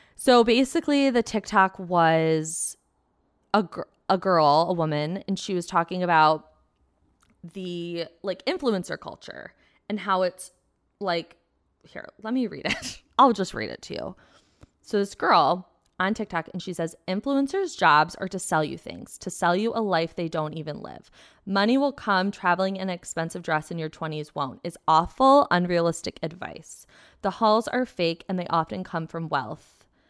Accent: Plymouth, Michigan, United States; I grew up in Plymouth, um, which is like a nice suburb outside of Detroit, like thirty minutes.

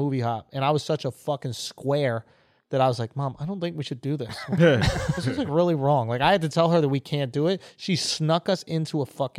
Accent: New York, United States; we're from New York

